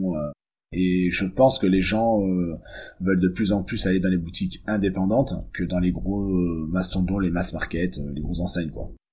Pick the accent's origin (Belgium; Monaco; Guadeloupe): Monaco; moved away; on est originaire de Monaco